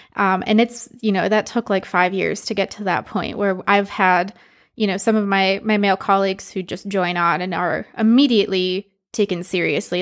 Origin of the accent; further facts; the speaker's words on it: Michigan, United States; moved away as an adult; also born or lived in Philadelphia; now in Texas, United States; I grew up in Michigan, which has a very distinct car culture